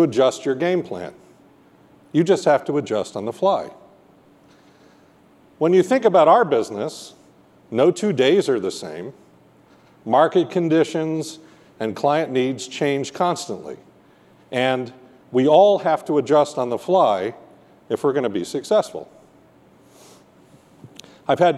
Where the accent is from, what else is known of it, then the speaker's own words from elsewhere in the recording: New York, United States; moved away as an adult; also born or lived in Vermont / Pennsylvania / Alaska; now in Seattle, United States; I was born in Vermont. I grew up in New York and went to college in Pennsylvania